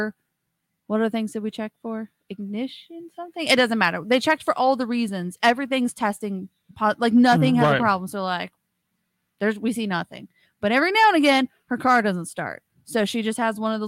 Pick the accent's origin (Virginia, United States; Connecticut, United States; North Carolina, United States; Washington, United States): Washington, United States; moved away; I was born in Washington State. I did not grow up with Mardi Gras or parades